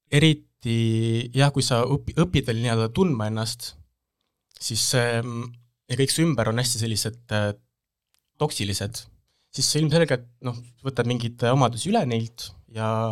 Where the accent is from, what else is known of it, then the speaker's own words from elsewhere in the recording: Saue, Harju County, Estonia; selline depressiivsest Eesti väikelinnast